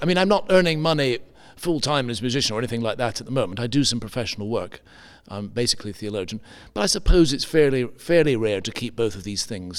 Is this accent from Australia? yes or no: no; Edinburgh, Scotland, United Kingdom; born there; In Scottish, that's right. I was born up in Scotland, in Edinburgh, or just outside to begin with.